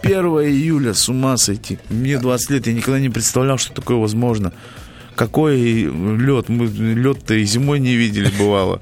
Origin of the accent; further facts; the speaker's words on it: Kalmykia, Russia; moved away as an adult; now in Salekhard, Russia; я из Калмыкии, где зафиксирована официально самая жаркая точка